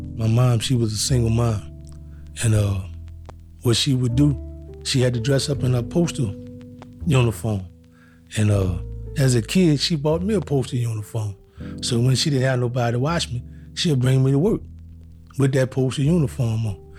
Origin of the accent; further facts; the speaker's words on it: New Orleans, Louisiana, United States; I grew up in New Orleans, Louisiana